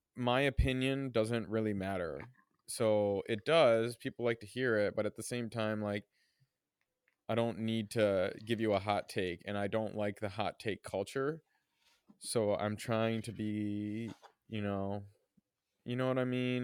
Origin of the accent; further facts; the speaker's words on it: Michigan, United States; moved away; also born or lived in Hong Kong; I'm from Michigan. I'm from the Midwest